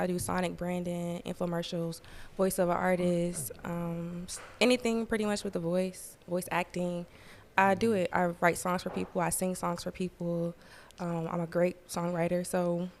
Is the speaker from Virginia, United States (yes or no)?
yes; Virginia, United States; And, yeah, I'm from Virginia